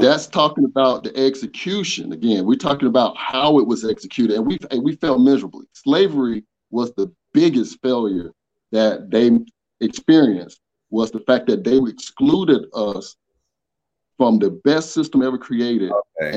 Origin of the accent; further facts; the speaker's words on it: Atlanta, Georgia, United States; child of the South, born and raised in Atlanta